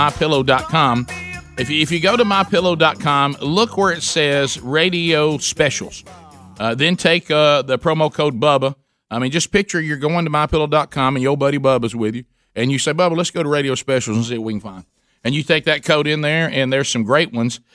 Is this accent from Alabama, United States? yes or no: yes; Alabama, United States; we're from Alabama